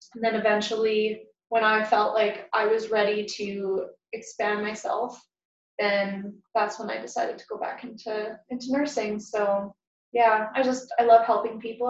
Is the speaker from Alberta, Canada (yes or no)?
yes; Lethbridge, Alberta, Canada; I grew up in Lethbridge